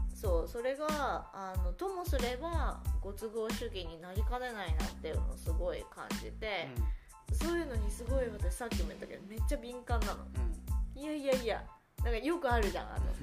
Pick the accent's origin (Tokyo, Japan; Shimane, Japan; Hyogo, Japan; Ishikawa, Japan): Tokyo, Japan; 東京生まれで東京育ちなんです。